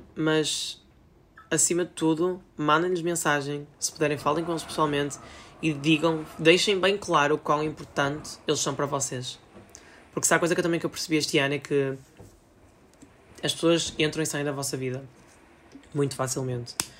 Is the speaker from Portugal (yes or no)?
yes; Portugal; eu também sou português